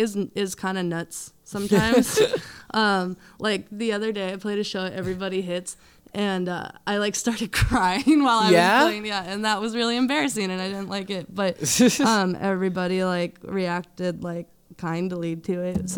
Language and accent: English; Berks County, Pennsylvania, United States; I grew up in Berks County